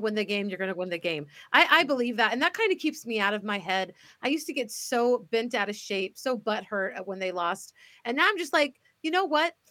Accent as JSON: {"language": "English", "region": "Missouri", "country": "United States", "also_born_or_lived": "Dallas County, Texas", "moved": "yes", "lives_now": "Alaska, United States", "said": "I'm from Missouri"}